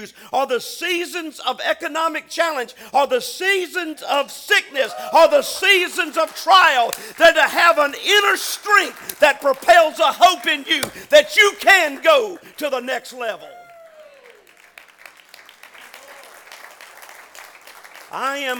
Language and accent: English; Virginia, United States; moved away; I was raised in Virginia